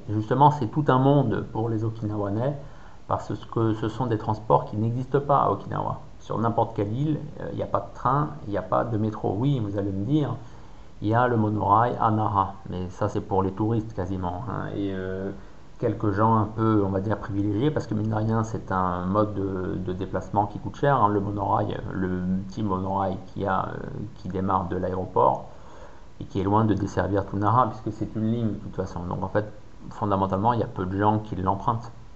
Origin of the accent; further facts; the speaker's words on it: France; les gens comprenaient que j'étais français